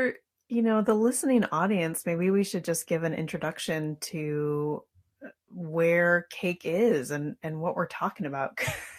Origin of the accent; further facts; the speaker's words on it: Sitka, Alaska, United States; also born or lived in Fairbanks, Alaska / Killisnoo Island, Alaska; now in Lemesurier Island, United States; And so I was born in Fairbanks and then grew up in Sitka, where my mom taught at Mount Edgecombe High School for a long time. So yeah, I spent my whole childhood in Sitka and also outside Angoon on Killisnoo Island.